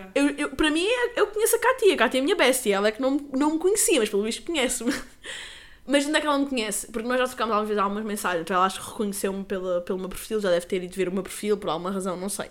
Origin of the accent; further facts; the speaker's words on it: Lagos, Algarve, Portugal; nós somos de lagos